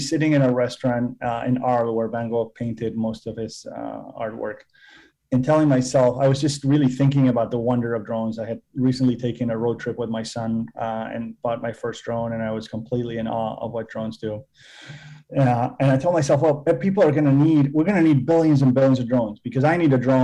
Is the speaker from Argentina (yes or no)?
yes; Argentina; moved away as an adult; also born or lived in Massachusetts / California; I was born and raised in Argentina